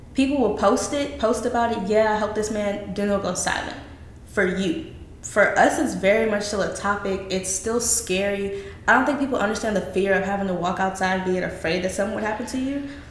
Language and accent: English; the South, United States; down here in the good old South